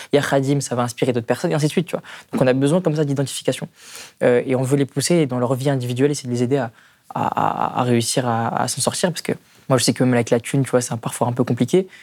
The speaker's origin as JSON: {"language": "French", "town": "Strasbourg", "region": "Grand Est", "country": "France", "said": "là d'où je viens à Königshofen"}